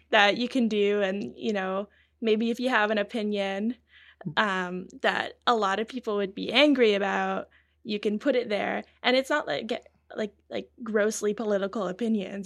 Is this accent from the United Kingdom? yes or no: no; British Columbia, Canada; From BC